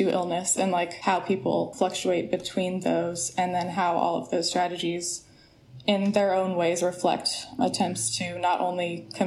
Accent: Corvallis, Oregon, United States; I grew up in Corvallis, Oregon, and I wanted to stay in the area.

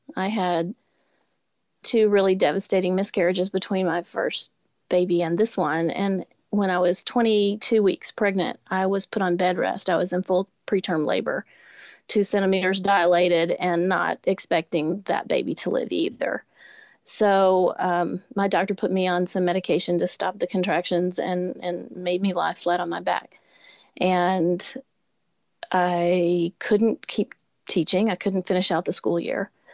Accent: Lower Alabama, United States; now in Nashville, United States; I grew up in Lower Alabama

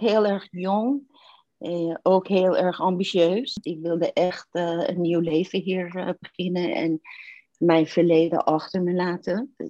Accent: Iran; Dutch is a second language; moved away as an adult; also born or lived in Turkey; now in Netherlands; ik ben in Iran geboren in toenmalig paradijs op aarde.

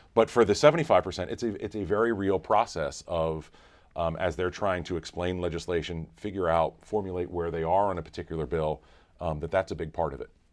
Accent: North Carolina, United States; I grew up in North Carolina

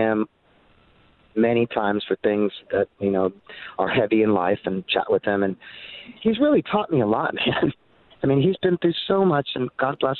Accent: Montebello, California, United States; now in Los Angeles, United States; he knew I came from Montebello

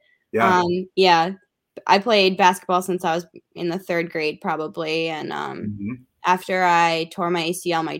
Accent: Mankato, Minnesota, United States; since I was from Mankato

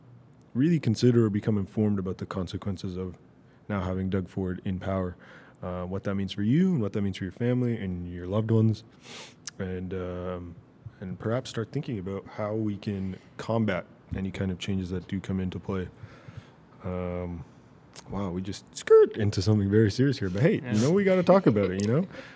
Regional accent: Toronto, Ontario, Canada; now in Virginia Beach, United States; I'm officially not from the GTA anymore. I'm from Virginia Beach.

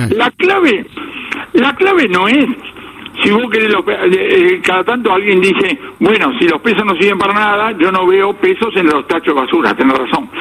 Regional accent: Argentina; somos los argentinos

